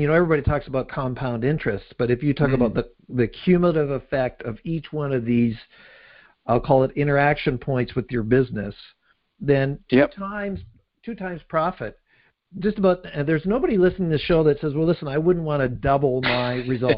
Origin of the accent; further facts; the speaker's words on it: Canada; I'm Canadian.